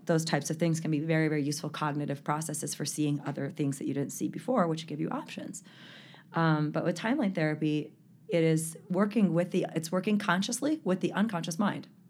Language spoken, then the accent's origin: English; Salt Lake City, Utah, United States; also born or lived in San Fernando Valley, California; he moved us all here in nineteen eighty-six. I was nine years old.